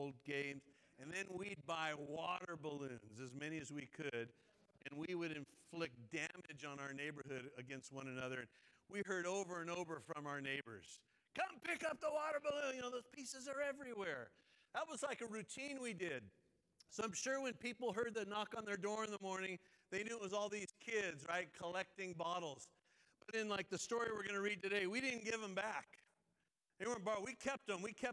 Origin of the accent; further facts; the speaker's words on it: Rosemead, California, United States; also born or lived in Eugene, Oregon / Duarte, California; I was born in Eugene, Oregon, but we moved when I was three. And so I grew up at Rosemead and Duarte in San Gabriel